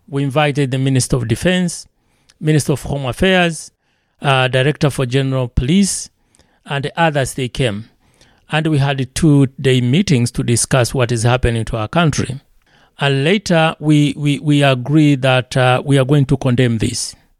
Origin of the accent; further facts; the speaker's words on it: Tanzania; moved away as an adult; now in Elkhart, United States; I'm from Tanzania.